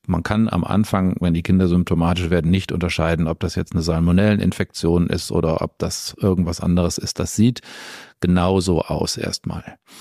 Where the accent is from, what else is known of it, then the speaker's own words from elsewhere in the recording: Essen, North Rhine-Westphalia, Germany; also born or lived in Hamburg; now in Stuttgart, Germany; ich bin über einen Zwischenstopp in meiner Heimatstadt in Essen, was meine erste Oberarztstelle war, dann nach Stuttgart gekommen